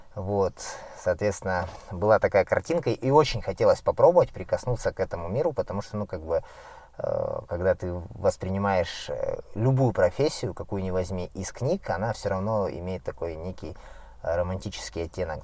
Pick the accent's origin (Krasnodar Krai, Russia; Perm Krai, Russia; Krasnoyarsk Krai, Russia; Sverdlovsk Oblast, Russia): Krasnoyarsk Krai, Russia; Siberia; я родом сам с Красноярского края, Сибири, и жил в деревне